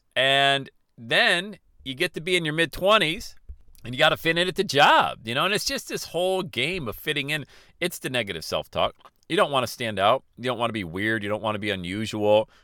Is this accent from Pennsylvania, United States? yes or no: yes; Bradford, Pennsylvania, United States; growing up in Bradford, P